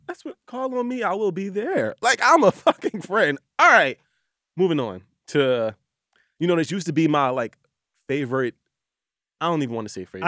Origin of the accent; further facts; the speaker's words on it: Philadelphia, Pennsylvania, United States; I'm from Pennsylvania, though, so I think, and I'm from Philly